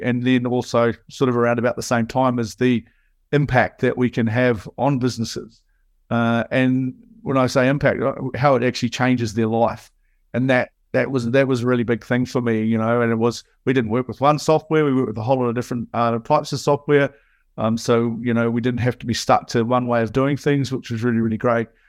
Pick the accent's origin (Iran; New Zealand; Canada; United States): New Zealand; as you can hear, I'm a Kiwi. So, um, in New Zealand, growing up